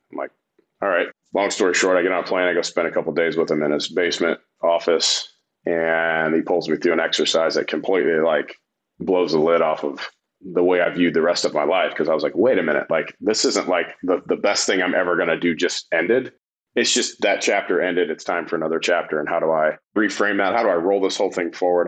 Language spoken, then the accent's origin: English; Fort Wayne, Indiana, United States; now in North Carolina, United States; when I grew up in Indiana